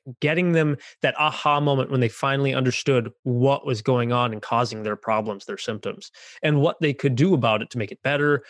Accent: Minnesota, United States; also born or lived in San Antonio, Texas; I grew up here in Minnesota, where I was born and raised here

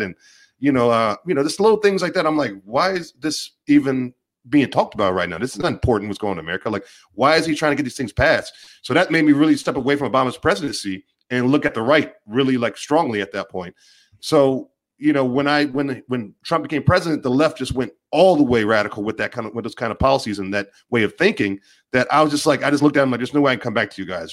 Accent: Maryland, United States; I grew up in Maryland.

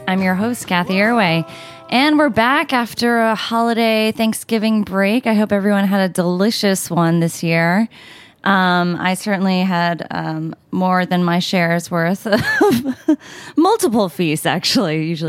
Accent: United States; should take pride in it

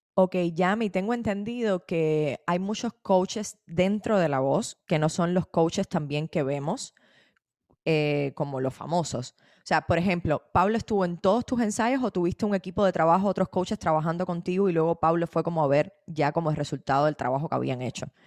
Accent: Cuba; cómo somos los cubanos

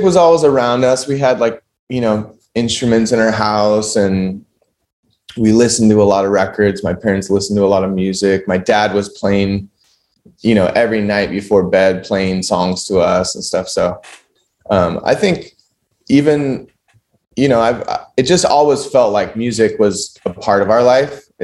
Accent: San Luis Obispo County, California, United States; also born or lived in Bishop, California / Los Angeles, California; I was born in like Bishop near Mammoth Mountain, and then we moved to San Luis Obispo County when I was like pretty young, around three years old. So I grew up here

